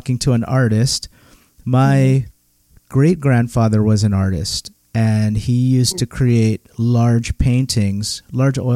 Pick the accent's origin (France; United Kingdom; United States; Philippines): Philippines; moved away; I was born in the Philippines, so everyone before me was born in the Philippines